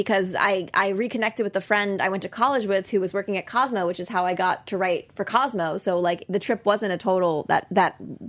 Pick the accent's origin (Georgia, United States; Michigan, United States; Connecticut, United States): Connecticut, United States; and I'm from Connecticut